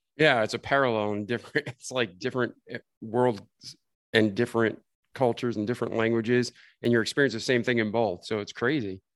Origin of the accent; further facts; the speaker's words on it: New England, United States; I grew up in New England.